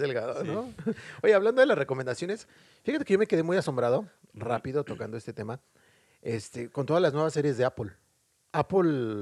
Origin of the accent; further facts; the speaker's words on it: Mexico; now in Dublin, Ireland; Como buen mexicano